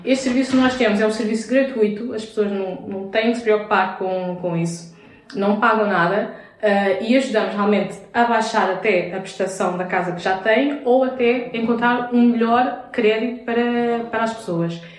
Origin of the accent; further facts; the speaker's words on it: Vila Franca de Xira, Lisbon, Portugal; also born or lived in Castelo Branco / Brazil; eu sou portuguesa, portanto eu já nasci aqui em Portugal, nasci em Vila Franca de Xira.